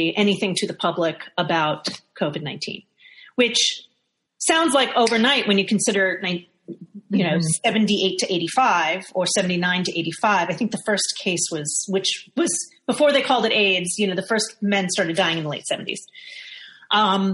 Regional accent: New York City, New York, United States; I was in New York, growing up in New York

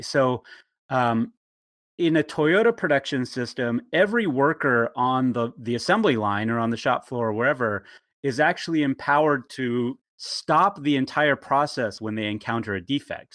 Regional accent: Bakersfield, California, United States; now in Portland, United States; I grew up in um, the town of Bakersfield, California

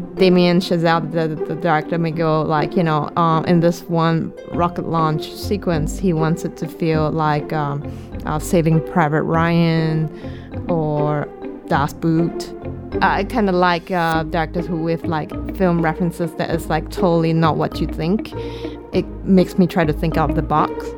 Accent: Singapore; I'm from Singapore

